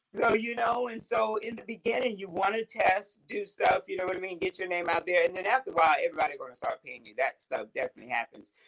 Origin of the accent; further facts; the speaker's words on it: Orangeburg, South Carolina, United States; I'm from Orangeburg.